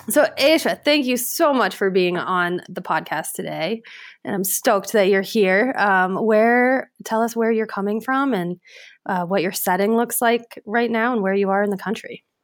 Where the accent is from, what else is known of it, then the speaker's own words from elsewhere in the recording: Fort Collins, Colorado, United States; also born or lived in Crested Butte, Colorado; I grew up in Fort Collins and then lived in Crested Butte for quite a while